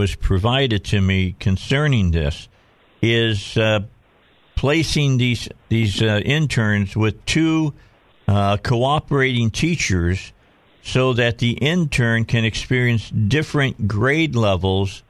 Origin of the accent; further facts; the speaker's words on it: Cabot, Arkansas, United States; That's my hometown